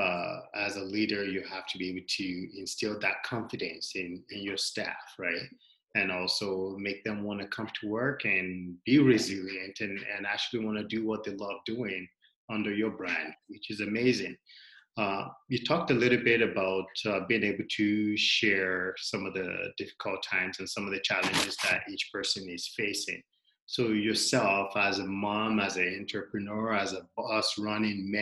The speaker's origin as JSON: {"language": "English", "town": "Regina", "region": "Saskatchewan", "country": "Canada", "tie": "born or raised there", "said": "we grew up in Regina here together"}